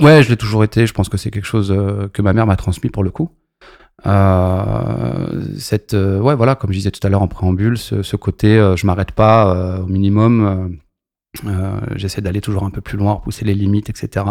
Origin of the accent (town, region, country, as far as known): Maisons-Alfort, Île-de-France, France; born or raised there; also born or lived in Lorient